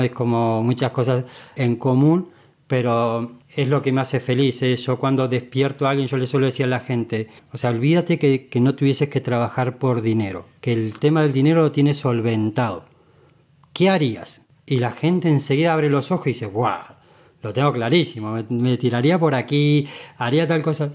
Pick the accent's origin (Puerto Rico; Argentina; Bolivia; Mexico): Argentina; moved away as an adult; now in Spain; decidí cambiarme de, de país, de continente, no conocía a nadie, yo me vine de Argentina a España